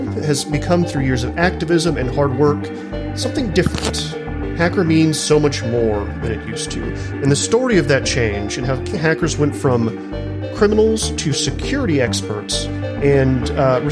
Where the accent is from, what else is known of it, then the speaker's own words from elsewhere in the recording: Silicon Prairie, North Texas, United States; I was raised in Silicon Prairie, North Texas.